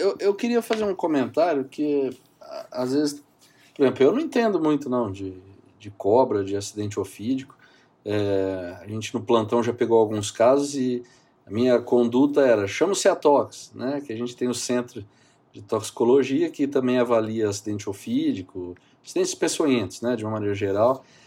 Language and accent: Portuguese; São José do Rio Preto, São Paulo, Brazil; Eu sou daqui de São José do Rio Preto, no interior de São Paulo, e fiz faculdade aqui, fiz toda a minha formação aqui